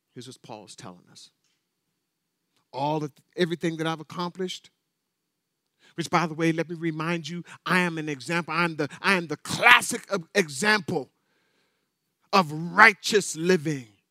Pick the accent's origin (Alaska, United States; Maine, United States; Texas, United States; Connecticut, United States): Alaska, United States; North Pole; I was raised in North Pole, Alaska